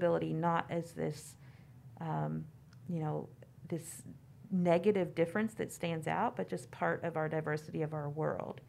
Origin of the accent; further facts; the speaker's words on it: Kentucky, United States; I grew up in Kentucky